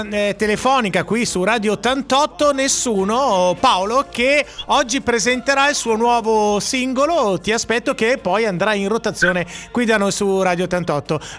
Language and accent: Italian; Saronno, Lombardy, Italy; now in Sanremo, Italy; io sono di Saronno, sono venuto qui a Sanremo tanti ah. anni fa.